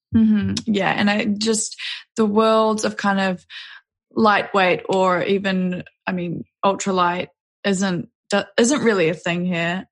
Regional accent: Auckland, New Zealand; also born or lived in New York / Denver; I grew up in New Zealand, out in West Auckland, and then went to university in Auckland

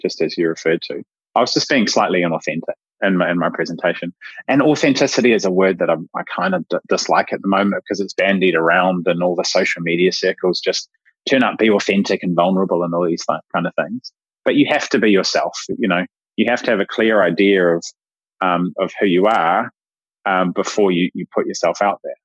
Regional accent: New Zealand; I'm a Kiwi

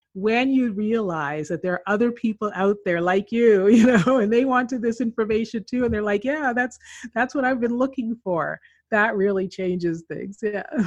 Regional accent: Canada; moved away as an adult; also born or lived in Philippines / Colombia / Chile; now in California, United States; I grew up in Canada.

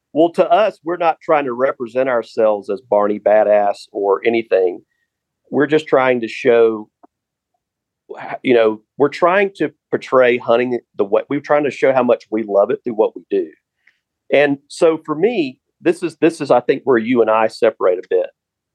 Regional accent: the South, United States; So I grew up in the South, and my grandfather and I used to go buy a $5 permit to hunt

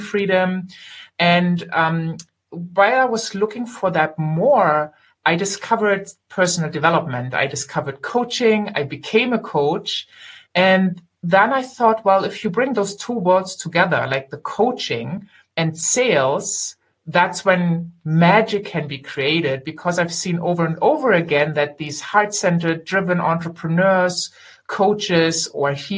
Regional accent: Germany; I am German. I grew up here and I live here

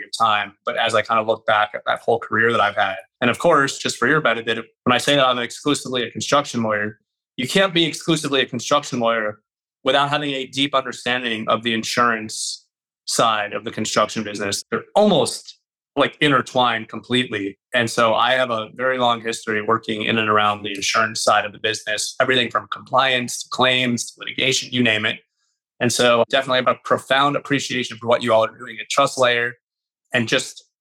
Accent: Miami, Florida, United States; my hometown in Miami, Florida

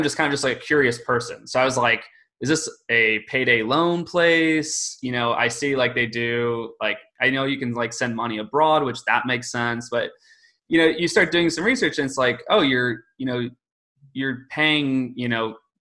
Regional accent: Michigan, United States; moved away as an adult; also born or lived in New York City; I grew up in Michigan, graduated from Michigan State University

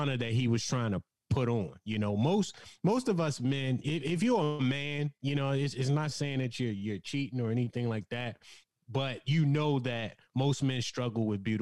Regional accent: Baltimore, Maryland, United States; we're from Baltimore

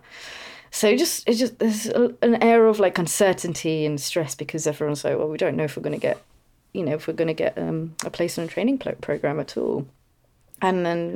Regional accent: London, United Kingdom; moved away as an adult; also born or lived in East of England; now in West of England, United Kingdom; I was in that London bubble as well because grew up in London. I was born in Homerton

